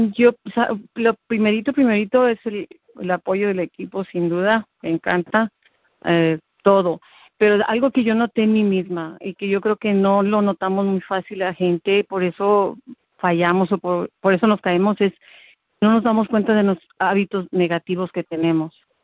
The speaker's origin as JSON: {"language": "Spanish", "region": "Mexico City", "country": "Mexico", "tie": "born or raised there", "moved": "as an adult", "lives_now": "Texas, United States", "said": "yo soy de, nací en el DF, soy mexicana. Tengo en Estados, Unidos 20 años"}